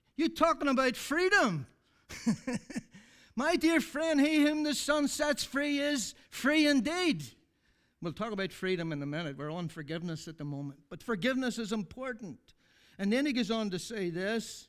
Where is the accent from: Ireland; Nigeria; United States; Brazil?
Ireland; I'm from Ireland